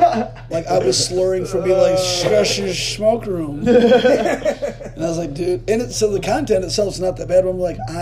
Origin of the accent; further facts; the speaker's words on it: Gladwin, Michigan, United States; moved away; growing up in Gladwin